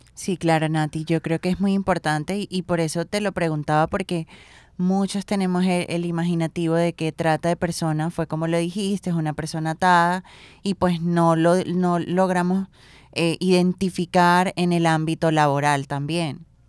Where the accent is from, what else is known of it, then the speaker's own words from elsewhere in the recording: Plato, Magdalena, Colombia; yo que soy de Plata Magdalena